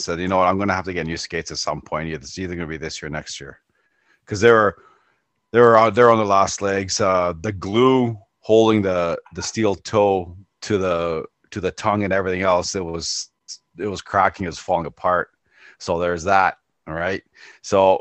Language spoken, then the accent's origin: English; Ontario, Canada; I'm from Ontario